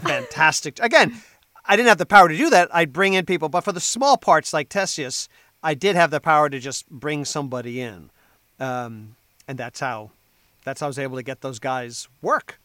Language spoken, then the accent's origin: English; New Jersey, United States; I'm from New Jersey. Right now, I live on the t- on the northern tip of the Jersey Shore